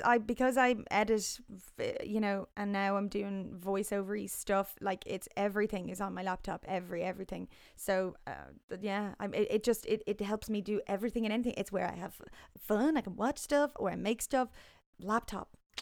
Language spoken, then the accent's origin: English; Ireland; moved away; also born or lived in London; growing up in Ireland